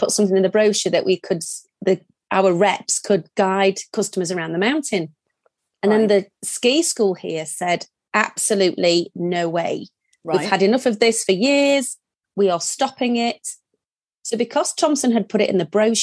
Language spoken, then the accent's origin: English; Yorkshire and the Humber, United Kingdom; accent: Yorkshire; moved away as an adult; also born or lived in Germany; now in French Alps, France; as you can tell from the accent, from Yorkshire.